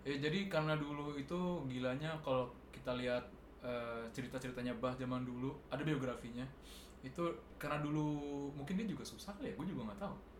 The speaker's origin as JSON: {"language": "Indonesian", "town": "South Tangerang", "region": "Banten", "country": "Indonesia", "also_born_or_lived": "Bandung", "moved": "yes", "said": "gue kan dari Tangerang Selatan ini kan berasa kota juga"}